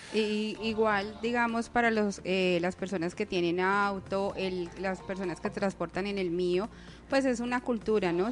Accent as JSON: {"language": "Spanish", "country": "Colombia", "said": "como buenos colombianos"}